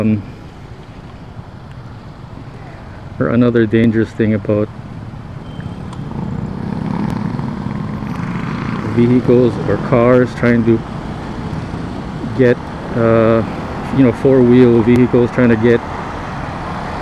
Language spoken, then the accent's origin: English; Philippines; first language Tagalog; English is a second language; I grew up in the Philippines. My first language was Tagalog